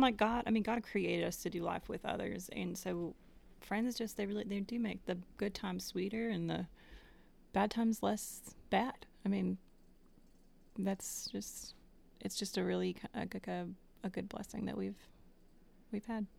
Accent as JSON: {"language": "English", "region": "Connecticut", "country": "United States", "moved": "as an adult", "lives_now": "Knoxville, United States"}